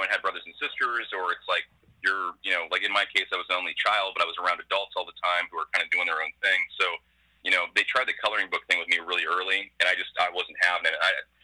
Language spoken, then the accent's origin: English; Westerville, Ohio, United States; moved away as an adult; also born or lived in Boise, Idaho / New York City; I'm about 5 minutes away from the hospital where I was born